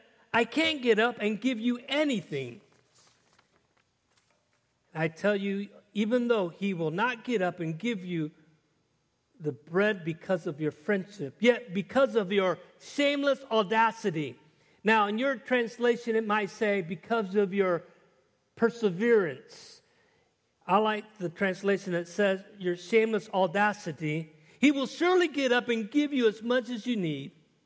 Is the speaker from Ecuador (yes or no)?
yes; Ecuador; also born or lived in Panama / Caracas, Venezuela; I grew up in Ecuador 10 years and in Panama and Caracas